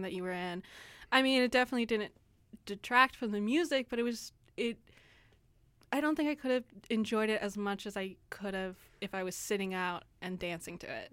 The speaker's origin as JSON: {"language": "English", "town": "San Antonio", "region": "Texas", "country": "United States", "said": "I am from San Antonio"}